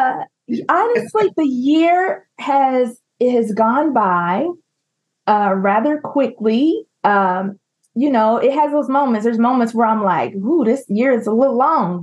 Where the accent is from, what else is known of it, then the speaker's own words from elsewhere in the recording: Louisville, Kentucky, United States; my hometown in Louisville, Kentucky